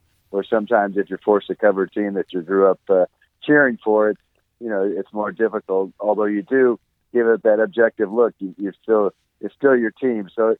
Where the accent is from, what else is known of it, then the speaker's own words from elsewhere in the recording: Orange, California, United States; I'm actually from Orange County, city